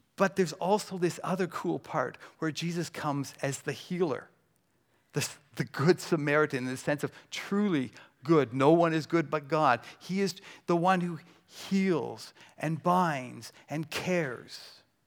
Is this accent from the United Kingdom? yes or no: no; Burlington, Ontario, Canada; I'm from Burlington